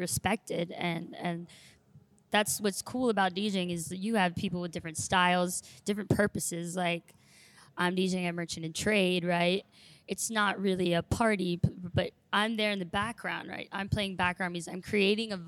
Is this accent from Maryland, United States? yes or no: yes; Maryland, United States; moved away as an adult; also born or lived in Romania / Hickory, North Carolina; now in Charlotte, United States; I'm from Maryland